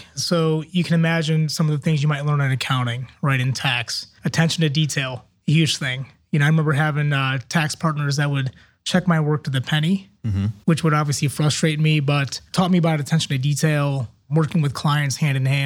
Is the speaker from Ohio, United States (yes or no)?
yes; Akron, Ohio, United States; moved away as an adult; also born or lived in Kent, Ohio / Cleveland, Ohio; now in Columbus, United States; I'm in Ohio born and raised, born in Akron, Ohio.